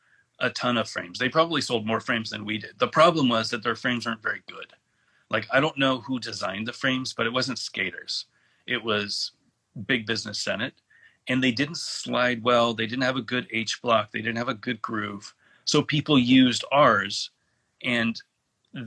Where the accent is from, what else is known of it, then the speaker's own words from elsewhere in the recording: Alameda, California, United States; moved away as an adult; now in North Carolina, United States; I grew up in Alameda, California